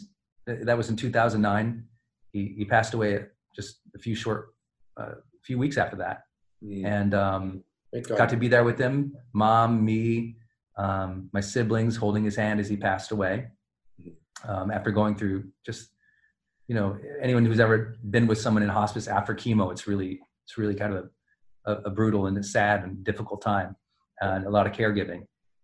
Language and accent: English; Montana, United States; growing up in Montana